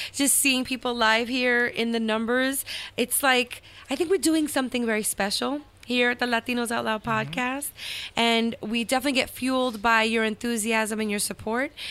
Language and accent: English; Dominican Republic; I'm the only Dominican that's not good at dominoes